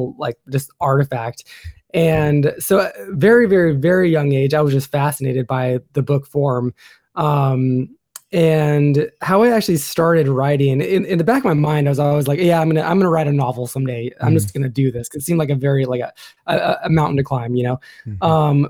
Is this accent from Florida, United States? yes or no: no; Port Angeles, Washington, United States; moved away as an adult; also born or lived in San Francisco Bay Area; now in Sacramento, United States; I grew up in Port Angeles and other small towns up in the northwest